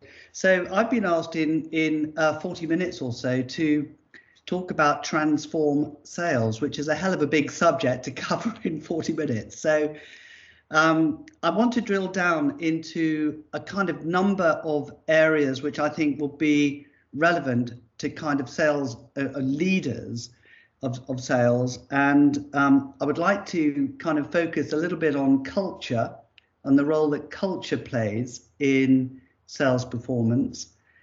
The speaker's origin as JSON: {"language": "English", "country": "Ascension Island", "tie": "born there", "said": "I was born in Ascension Island. This is where I came into the world."}